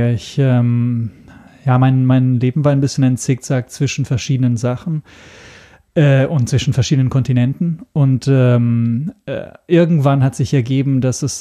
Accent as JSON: {"language": "German", "country": "Italy", "second_language": "German", "said": "ich komme ursprünglich aus Italien. Ähm, das ist erstmal Europa, insofern also nichts Neues. Aber ähm, deshalb, deshalb ist auch mein Deutsch nicht fehlerfrei. Ich bin kein Muttersprachler."}